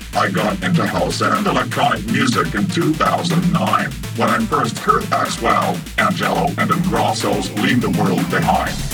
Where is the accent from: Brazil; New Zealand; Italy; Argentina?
Italy; I'm 26 years old and I'm an Italian DJ and producer.